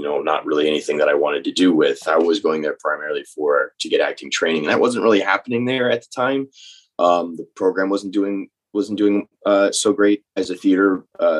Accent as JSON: {"language": "English", "region": "North Texas", "country": "United States", "tie": "born or raised there", "moved": "yes", "lives_now": "New Orleans, United States", "said": "I grew up in North Texas"}